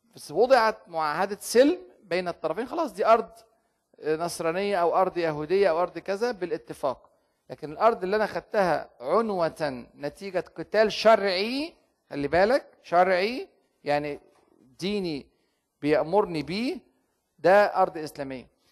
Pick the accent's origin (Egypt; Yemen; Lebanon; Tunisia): Egypt; عندنا في مصر